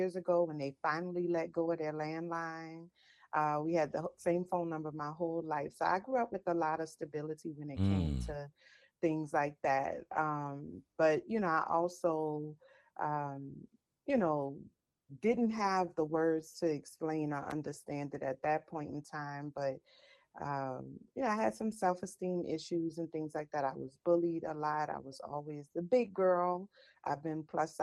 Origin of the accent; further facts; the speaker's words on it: New Orleans, Louisiana, United States; I am from New Orleans, Louisiana, born and raised.